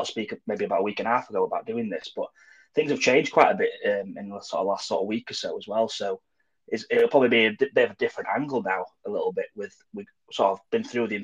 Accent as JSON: {"language": "English", "region": "North Wales", "country": "United Kingdom", "tie": "born or raised there", "moved": "yes", "lives_now": "South Yorkshire, United Kingdom", "said": "I was born in North Wales to a Welsh family"}